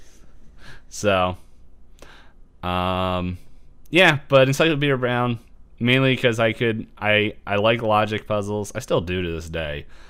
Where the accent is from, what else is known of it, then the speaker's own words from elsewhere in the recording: Philadelphia, Pennsylvania, United States; we're from Philly.